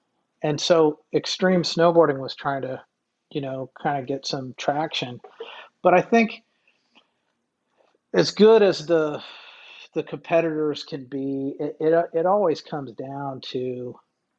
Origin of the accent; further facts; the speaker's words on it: Alaska, United States; growing up in Alaska